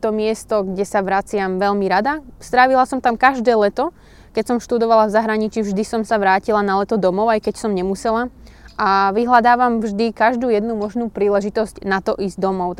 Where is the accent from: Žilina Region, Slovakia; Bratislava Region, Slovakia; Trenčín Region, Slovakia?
Trenčín Region, Slovakia; Púchov; kde bývam, odkiaľ pochádzam a kde som sa narodila